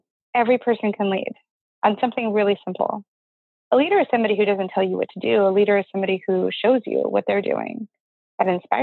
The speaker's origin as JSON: {"language": "English", "region": "Alaska", "country": "United States", "tie": "born or raised there", "said": "15 years old, growing up in Alaska"}